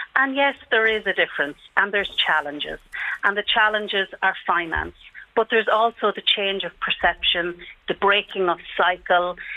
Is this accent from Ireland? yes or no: yes; Sligo, Connacht, Ireland; now in Dublin, Ireland; I'm from Sligo